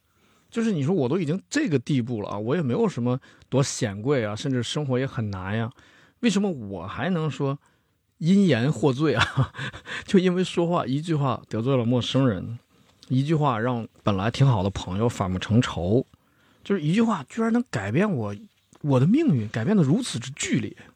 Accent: China; 我觉得我们中国人就是跟亲戚啊、朋友的这个倾诉啊

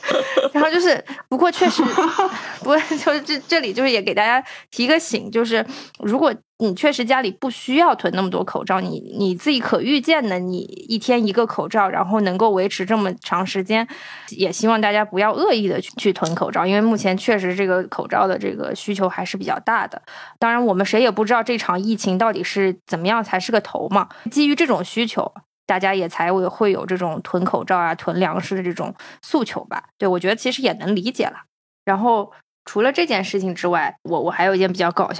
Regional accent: China; 就是因为我们是从中国来的

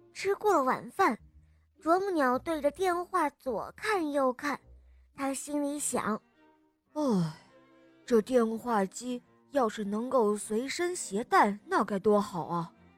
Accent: Chongqing, China; 我来自重庆

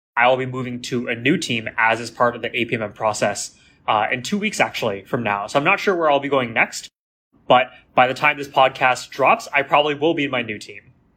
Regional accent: San Francisco, California, United States; also born or lived in Oakland, California; I grew up in Chinatown One. I grew up there with my family in a very cozy one bedroom apartment in the heart of the city

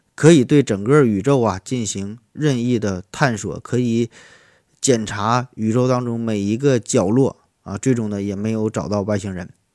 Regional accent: Shenyang, Liaoning, China; 我老家在东北，在沈阳，啊，我，我家在沈阳的一个小农村儿

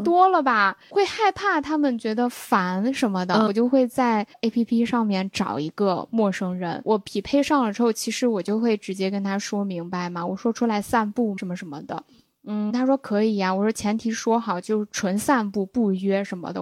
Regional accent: Xi'an, Shaanxi, China; 他那时候也没意识到我是西安的

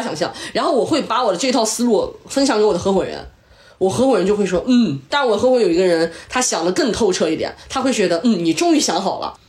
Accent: Shanxi, China; 原来我是山西人

